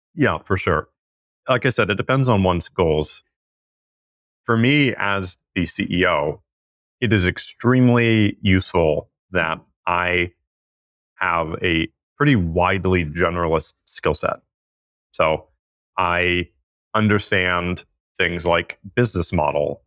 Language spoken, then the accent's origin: English; California, United States; the way that I was raised in California